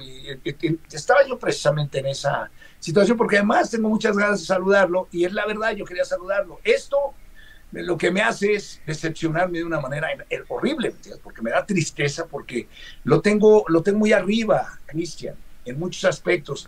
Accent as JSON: {"language": "Spanish", "country": "Mexico", "said": "Somos mexicanos"}